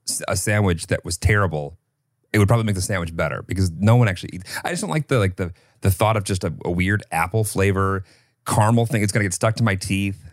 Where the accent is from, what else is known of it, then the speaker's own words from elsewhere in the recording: Illinois, United States; I grew up in Illinois